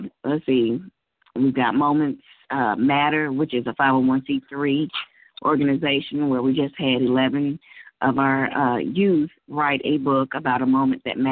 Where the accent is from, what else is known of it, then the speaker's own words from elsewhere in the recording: Louisville, Kentucky, United States; I'm from Louisville, Kentucky